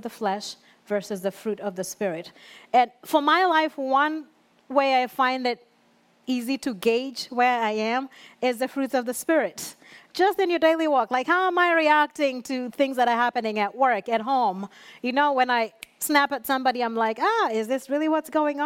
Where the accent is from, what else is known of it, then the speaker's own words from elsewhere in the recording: Kenya; moved away; growing up in Kenya, I was still in youth